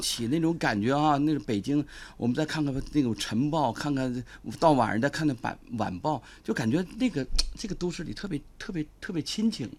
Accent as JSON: {"language": "Chinese", "region": "Liaoning", "country": "China", "said": "我是东北人"}